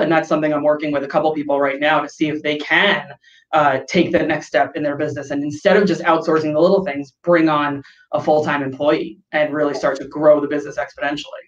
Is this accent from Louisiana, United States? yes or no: no; New York, United States; moved away as an adult; now in San Diego, United States; I grew up in New York, and in the summer it gets humid